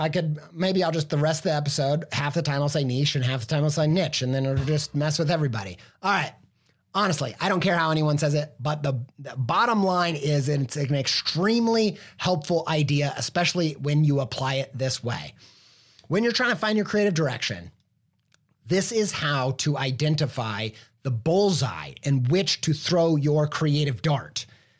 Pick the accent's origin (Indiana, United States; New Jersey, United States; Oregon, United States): Indiana, United States; accent: Midwestern; No, I grew up not in the southern half of France, but southern Indiana.